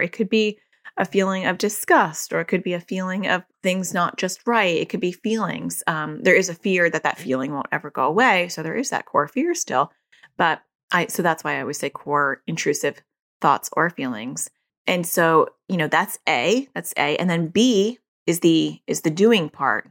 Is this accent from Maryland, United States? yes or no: no; New York, United States; accent: New Jersey; moved away; also born or lived in New Jersey; I was born in New York